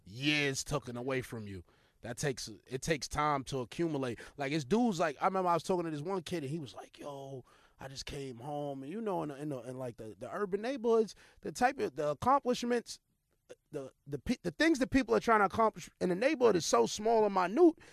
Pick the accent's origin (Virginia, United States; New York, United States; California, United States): New York, United States; New York City; I'm from New York